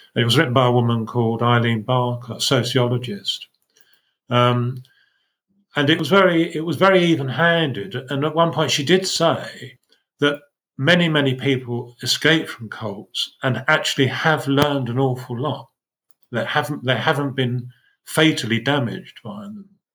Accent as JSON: {"language": "English", "area": "Essex", "region": "East of England", "country": "United Kingdom", "tie": "born or raised there", "said": "when I grew up in Essex, we had our own religion"}